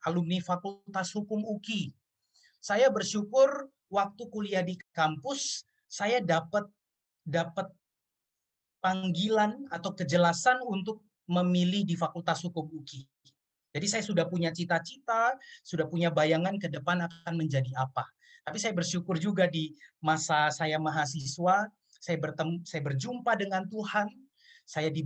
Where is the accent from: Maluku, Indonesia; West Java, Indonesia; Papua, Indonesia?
Maluku, Indonesia; Ambon; saya orang Ambon, saya bergereja di GPIB.